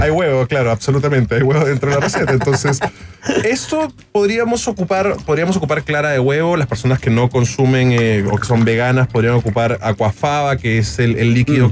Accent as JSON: {"language": "Spanish", "region": "Lima", "country": "Peru", "tie": "born or raised there", "moved": "as an adult", "said": "nacido y criado durante 18 años en Lima, en Perú"}